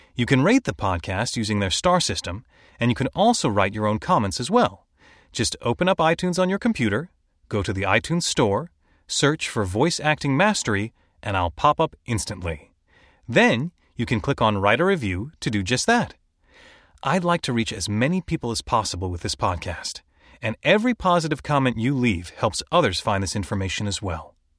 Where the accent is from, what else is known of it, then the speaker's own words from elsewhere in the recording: Chicago, Illinois, United States; I was born and raised mostly in Chicago